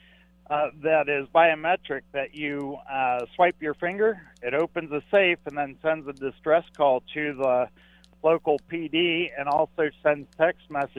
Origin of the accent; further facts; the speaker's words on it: Caldwell, Idaho, United States; I'm from Caldwell, Idaho, but today I'm in Las Vegas